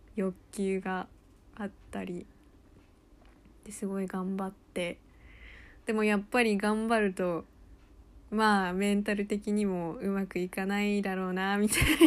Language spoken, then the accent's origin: Japanese; United States; moved away; アメリカで育った